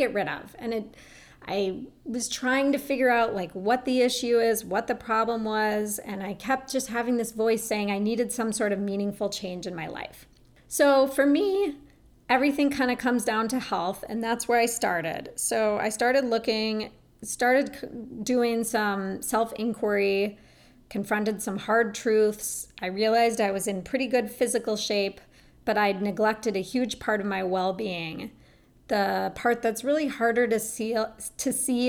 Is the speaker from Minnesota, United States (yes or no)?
yes; Minneapolis, Minnesota, United States; I grew up in Minneapolis, Minnesota, and I was raised in what I thought was considered a pretty health-conscious home